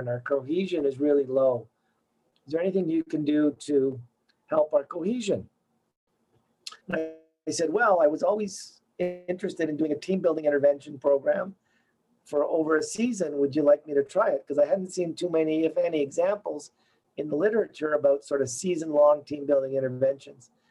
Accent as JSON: {"language": "English", "town": "Toronto", "region": "Ontario", "country": "Canada", "tie": "born or raised there", "moved": "as an adult", "lives_now": "Montreal, Canada", "said": "I grew up in Canada. I grew up in Toronto."}